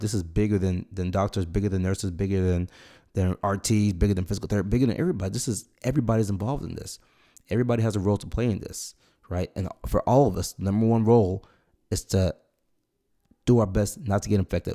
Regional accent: Nigeria; now in United States; I was born in Nigeria.

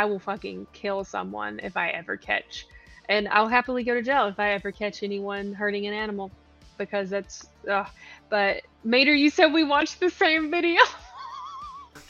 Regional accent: Virginia, United States; also born or lived in Tennessee; now in Georgia, United States; I'm from Virginia, like the very end of Virginia, kind of the tri-state area. So I lived in Tennessee. I lived in Tennessee as almost as long as I lived in Virginia

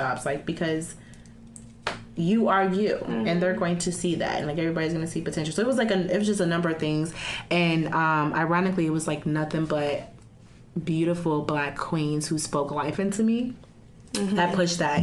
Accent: Chicago, Illinois, United States; I'm from Chicago

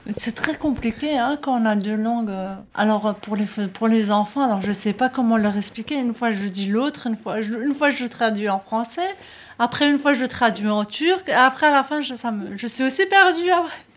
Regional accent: Strasbourg, Grand Est, France; j'étais que sur Strasbourg. Je suis née à Strasbourg, je suis restée que sur Strasbourg.

